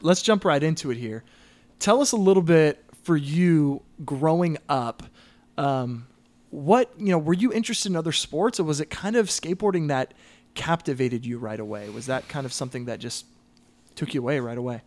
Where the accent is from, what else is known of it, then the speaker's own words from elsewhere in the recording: Southern California, United States; I, I grew up in Southern California